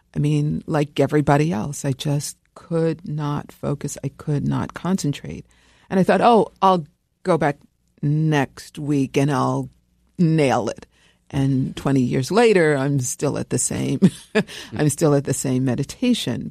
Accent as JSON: {"language": "English", "town": "New York City", "region": "New York", "country": "United States", "tie": "born or raised there", "said": "I grew up here in New York, um, in, uh, the People's Republic of Brooklyn"}